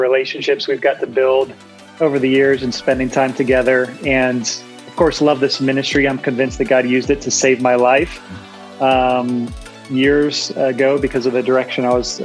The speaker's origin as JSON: {"language": "English", "region": "Virginia", "country": "United States", "said": "I'm from Virginia"}